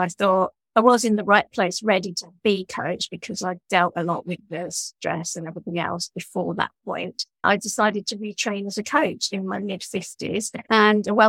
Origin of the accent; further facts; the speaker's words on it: London, United Kingdom; moved away as an adult; now in Brighton, United Kingdom; I grew up in London from a Jewish family